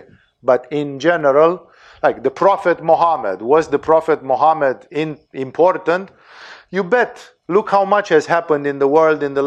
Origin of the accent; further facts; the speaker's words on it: Romania; English is a second language; I'm Romanian